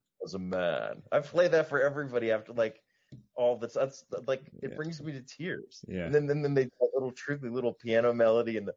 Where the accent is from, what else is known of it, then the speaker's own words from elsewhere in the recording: Tennessee, United States; moved away; also born or lived in London; my family and growing up in Tennessee.